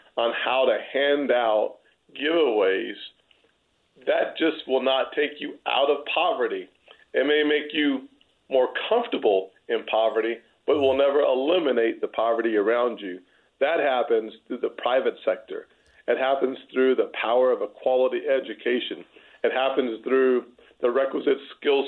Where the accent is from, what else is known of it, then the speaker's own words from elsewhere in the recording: Deep South, United States; I am from the Deep South